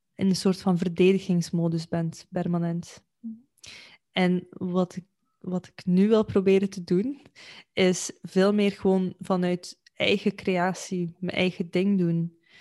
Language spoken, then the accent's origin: Dutch; Belgium; in België, eh, waar ik vandaan kom